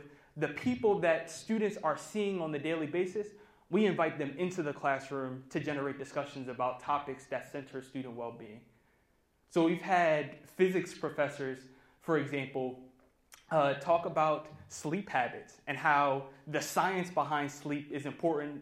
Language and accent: English; Baltimore, Maryland, United States; I was born and raised in Baltimore, specifically Baltimore County.